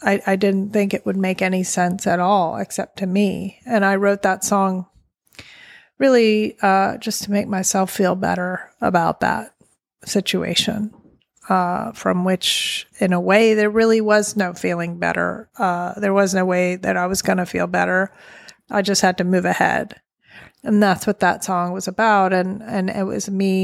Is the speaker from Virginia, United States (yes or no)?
yes; Southern Virginia, United States; I'm born and raised in Southern Virginia with the Blue Ridge Mountains